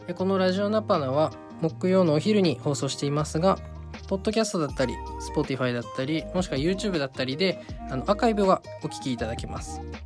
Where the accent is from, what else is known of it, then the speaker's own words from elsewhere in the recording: Nagano, Japan; moved away as an adult; 私長野はですねあの出身が長野の田舎でして